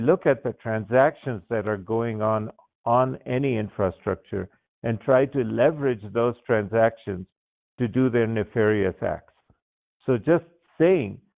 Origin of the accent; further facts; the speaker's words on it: Baghdad, Baghdad Governorate, Iraq; moved away; I was born and raised in Baghdad, Iraq